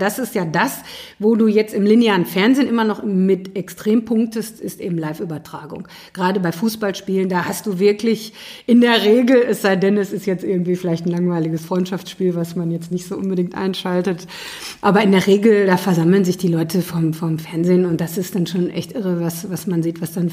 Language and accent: German; Iserlohn, North Rhine-Westphalia, Germany; ich komme aus äh, äh, Nachbarstadt. Ich komme äh, aus dem Sauerland, aus Iserlohn.